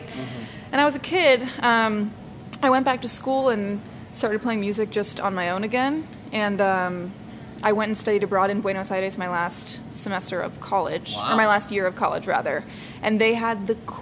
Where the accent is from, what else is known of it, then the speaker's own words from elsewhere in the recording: Baltimore, Maryland, United States; moved away; I was born and raised in Baltimore